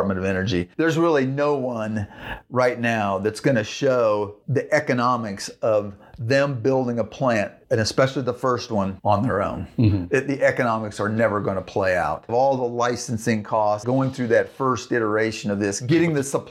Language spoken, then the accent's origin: English; Central Plains states, United States; I grew up in Central Plains states